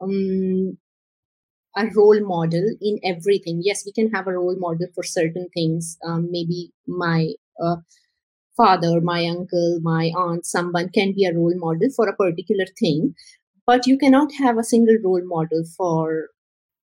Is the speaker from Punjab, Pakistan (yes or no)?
no; Karachi, Sindh, Pakistan; I was born and raised in Karachi, which is a very happening city in Pakistan.